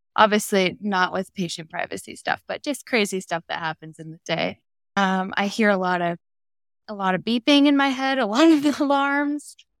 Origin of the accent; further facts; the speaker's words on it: Arizona, United States; I am in Phoenix, Arizona, born and raised in Arizona.